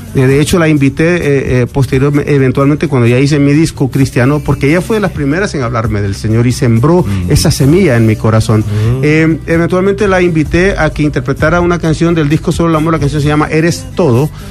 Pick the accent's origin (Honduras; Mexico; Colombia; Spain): Honduras; also born or lived in New York, United States; now in Miami, United States; cantante hondureño porque soy un catracho